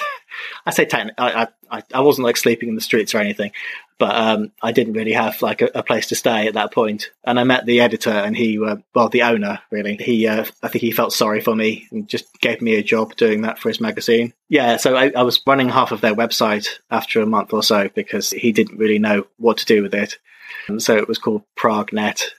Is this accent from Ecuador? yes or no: no; England, United Kingdom; moved away as an adult; also born or lived in Czech Republic / China; Now I've moved back to my home country